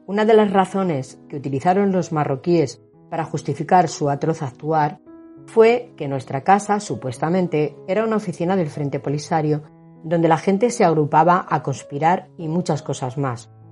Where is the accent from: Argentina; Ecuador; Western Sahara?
Western Sahara; first language Hassaniya; Spanish is a second language; Nos hacían ver que nosotros éramos saharauis, que no teníamos nada que ver con los marroquíes más allá de vivir en coherencia, en armonía y en respeto.